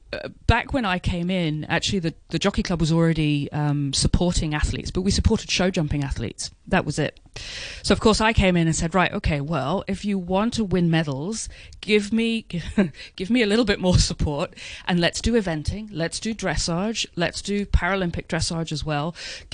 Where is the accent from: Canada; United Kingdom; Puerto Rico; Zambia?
United Kingdom; moved away as an adult; now in Hong Kong; I came from Great Britain, where, you know, we had over 1 million people riding